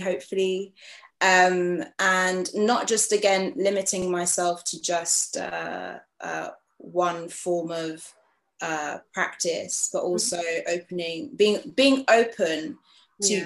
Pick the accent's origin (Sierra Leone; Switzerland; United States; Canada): Sierra Leone; Freetown, Western Area; also born or lived in The Gambia; now in United Kingdom; I'm from Freetown, Sierra Leone